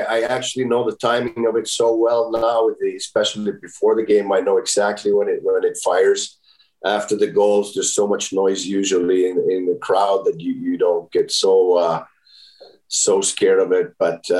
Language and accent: English; Finland; Well, there's so many things from my hometown that I like. This is meat pie that they make in a small bakery there that our family's owned for 90 years now.